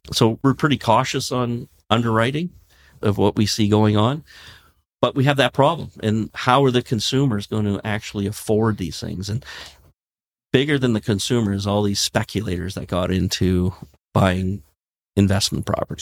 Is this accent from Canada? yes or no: yes; Canada; we're Canadian